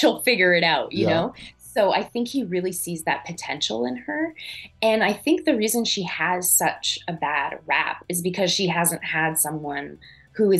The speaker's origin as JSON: {"language": "English", "area": "an hour south of Montreal", "region": "Quebec", "country": "Canada", "tie": "born or raised there", "said": "I grew up an hour south of Montreal"}